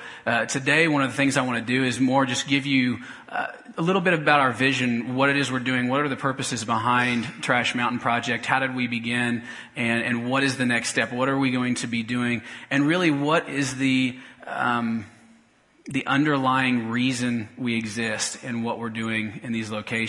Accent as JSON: {"language": "English", "town": "Topeka", "region": "Kansas", "country": "United States", "tie": "born or raised there", "moved": "as an adult", "said": "I grew up in Topeka and moved away about 6 years ago to go to seminary"}